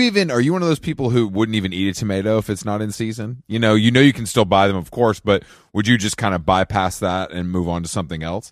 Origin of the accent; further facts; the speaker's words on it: Atlanta, Georgia, United States; moved away; down here in Atlanta